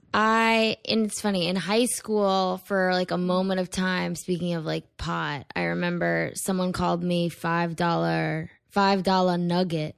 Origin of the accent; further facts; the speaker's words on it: Weston, Connecticut, United States; moved away as an adult; also born or lived in Stamford, Connecticut; now in New York City, United States; I grew up in Connecticut.